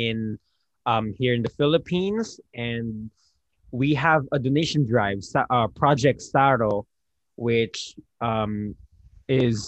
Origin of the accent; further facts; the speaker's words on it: Japan; You and I were privileged to grow up in Japan